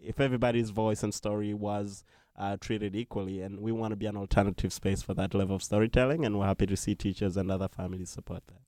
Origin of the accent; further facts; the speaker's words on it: Uganda; now in New York, United States; I'm originally from Uganda